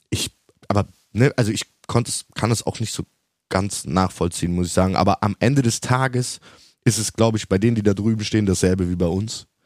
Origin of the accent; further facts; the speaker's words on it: Cologne, North Rhine-Westphalia, Germany; Rainer Kallmund, muss man auch sagen, Rainer Kallmund, selbst für uns als Kölner, ist ja ein sympathischer Typ eigentlich